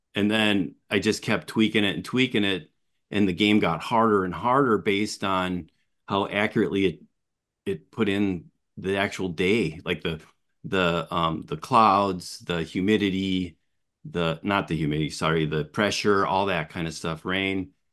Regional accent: Appleton, Wisconsin, United States; I was born and raised early years in Appleton

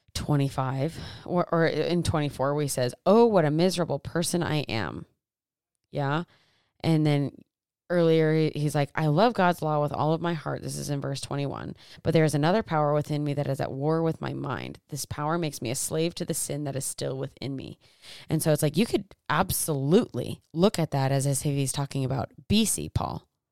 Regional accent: United States; I'm from Americas

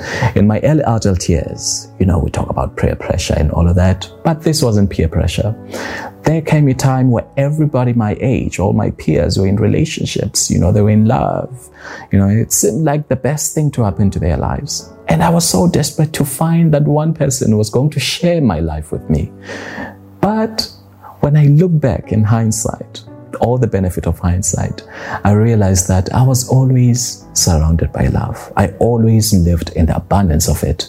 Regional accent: South Africa; moved away as an adult; now in Dubai, United Arab Emirates; I just left my home country, South Africa, and moved to Dubai.

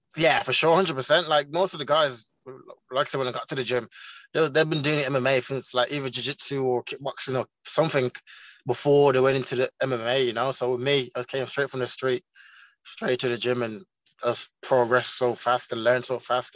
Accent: Birmingham, West Midlands, United Kingdom; first language Jamaican Patois; also born or lived in Jamaica; my hometown Birmingham

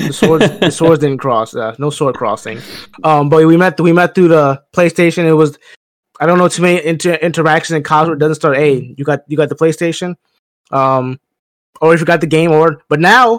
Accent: Chester, Pennsylvania, United States; I'm from Pennsylvania, small town, right outside of Philly, Chester, Pennsylvania. So right outside there, grew up in the Delaware County area, moved around, but from that area. So I rep Philly, even though I'm not from Philly

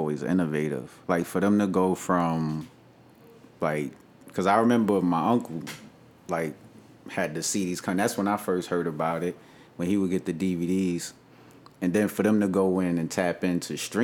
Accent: New York, United States; I'm from Brooklyn

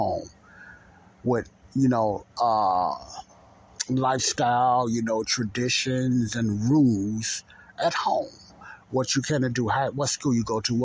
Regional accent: United States; my beloved country, United States of America.

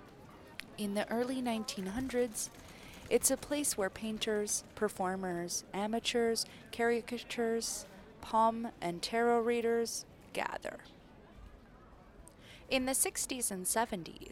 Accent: Canada; I'm from Canada

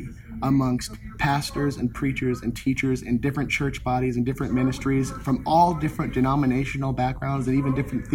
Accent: Minnesota, South Dakota, Upper Midwest, United States; moved away as an adult; also born or lived in Kansas City; now in Orlando, United States; I was born and raised in Minnesota, South Dakota, Upper Midwest

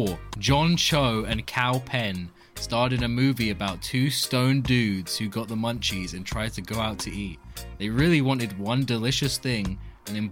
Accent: England, United Kingdom; We're English.

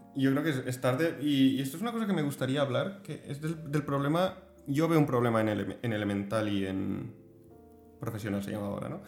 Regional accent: Spain; como español

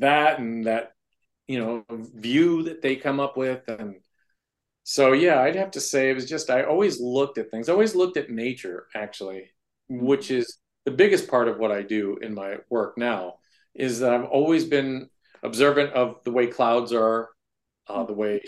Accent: San Jose, California, United States; now in Perrysburg, United States; Originally San Jose, California.

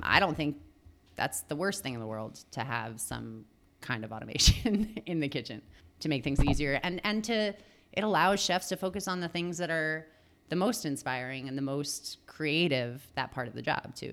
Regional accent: Long Island, New York, United States; moved away as an adult; also born or lived in Los Angeles / San Diego; I grew up in Long Island in New York

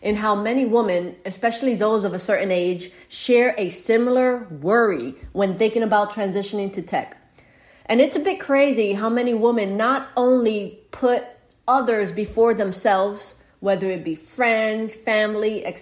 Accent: New York City, New York, United States; Growing up in the Bronx, New York, I lived in a house

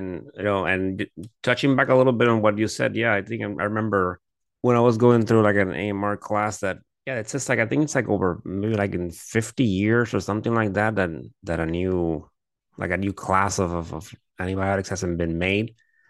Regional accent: Puerto Rico; I do remember like me growing up in Puerto Rico, like I do remember like everyone knew someone that always had access to antibiotics.

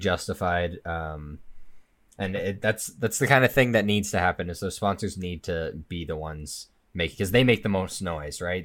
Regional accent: Okotoks, Alberta, Canada; in my home, like, in Okotoks, in my hometown

